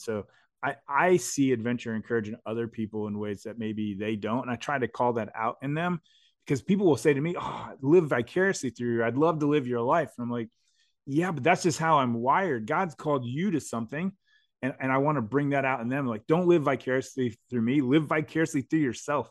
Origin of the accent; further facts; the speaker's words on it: United States; I was born in America